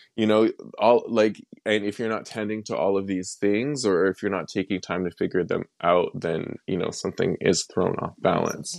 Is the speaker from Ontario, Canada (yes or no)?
no; Wetaskiwin, Alberta, Canada; also born or lived in Millet, Alberta; I grew up in Millet, and then after my parents divorced, I then moved to Atascoan